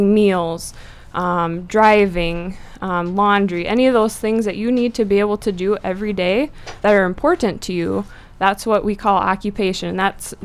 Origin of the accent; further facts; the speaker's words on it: Presho, South Dakota, United States; also born or lived in Vermillion, South Dakota; now in Brookings, United States; I'm originally from Presho, South Dakota